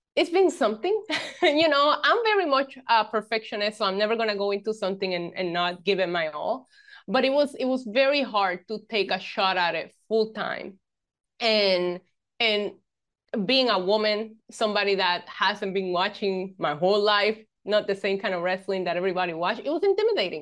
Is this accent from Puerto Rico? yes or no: yes; Puerto Rico; I grew up in Puerto Rico, born and raised in this beautiful island